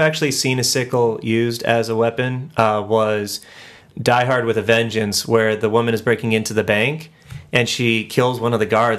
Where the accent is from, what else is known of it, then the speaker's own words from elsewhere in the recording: United States; Let me stop being American for a second.